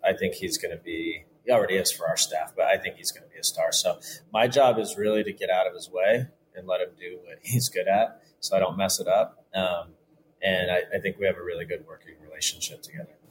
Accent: Southern California, United States; I grew up in Southern California playing with Mexicans

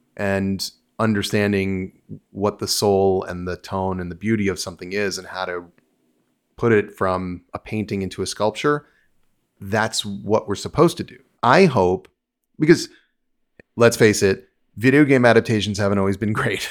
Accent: New York, United States; moved away as an adult; also born or lived in New Jersey, United States; now in Los Angeles, United States; I was from New York. I had grown up in New York and New Jersey

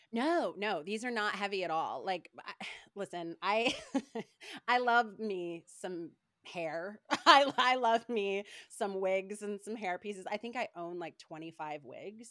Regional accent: Paducah, Kentucky, United States; I was born and raised in Kentucky, like, Paducah, Kentucky, very small town

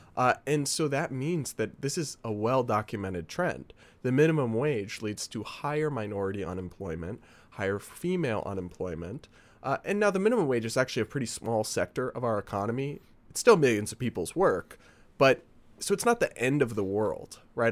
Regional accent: New England, United States; moved away; I'm from New England

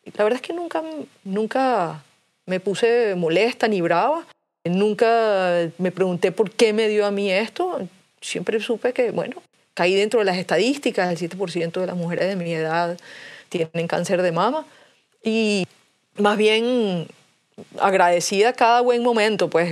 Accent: Venezuela; yo soy venezolana y vivo en Venezuela

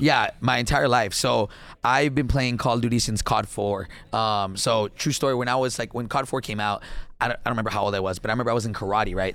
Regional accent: Laredo, Texas, United States; moved away as an adult; now in Dallas, United States; first generation, born and raised in Laredo, Texas

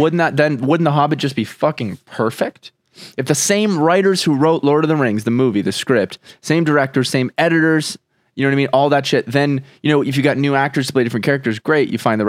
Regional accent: Arizona, United States; It's on a show called Homegrown. Because we're from Arizona, technically.

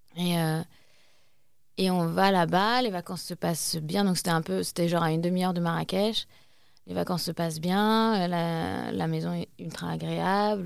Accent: Asnières-sur-Seine, Île-de-France, France; à Agnières, là où j'ai grandi

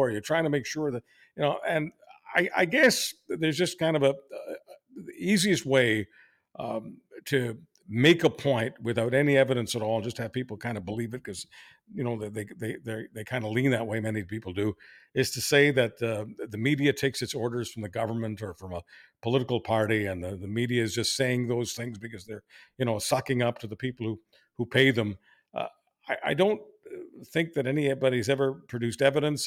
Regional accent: Montreal, Quebec, Canada; now in Toronto, Canada; I grew up in Montreal where it was just so mainstream

